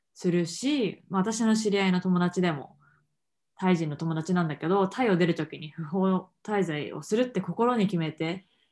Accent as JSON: {"language": "Japanese", "country": "Japan", "tie": "born or raised there", "moved": "yes", "said": "日本で育ってきた"}